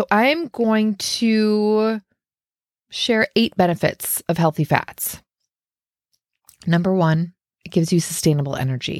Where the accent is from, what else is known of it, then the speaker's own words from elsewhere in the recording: Minnesota, United States; growing up in Minnesota, and I was might as well have been the dairy queen.